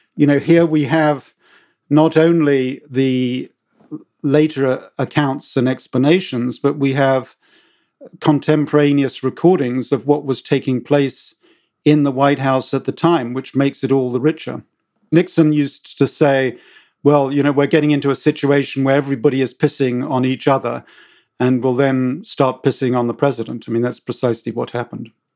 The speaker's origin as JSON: {"language": "English", "country": "United Kingdom", "accent": "British", "moved": "yes", "said": "as you can tell from my accent, I'm British"}